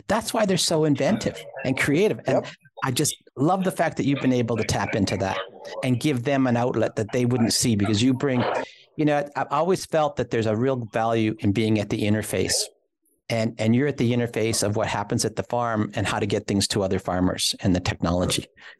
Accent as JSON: {"language": "English", "town": "Toronto", "region": "Ontario", "country": "Canada", "tie": "born or raised there", "also_born_or_lived": "New York", "lives_now": "Waterloo, Canada", "said": "And I was born in New York. I grew up in Toronto, this is the smallest place I've lived in. It's 500,000 people"}